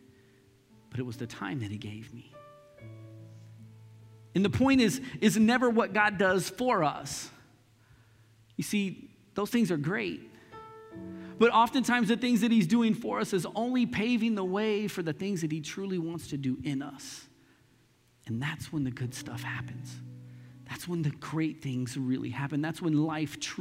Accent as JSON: {"language": "English", "town": "Lee's Summit", "region": "Missouri", "country": "United States", "tie": "born or raised there", "also_born_or_lived": "Northeast Kansas City, Missouri", "said": "when we moved from Northeast out to Lee Summit"}